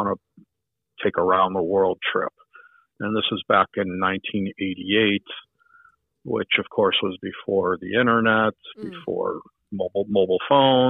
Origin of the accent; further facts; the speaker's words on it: Chicago, Illinois, United States; moved away; also born or lived in Southern California; I'm originally from Chicago